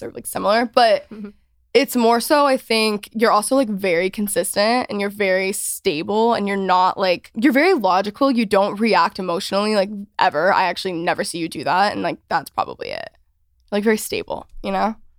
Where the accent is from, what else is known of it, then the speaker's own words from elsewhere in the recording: Texas, United States; all of my whole house at the point like we're all from Texas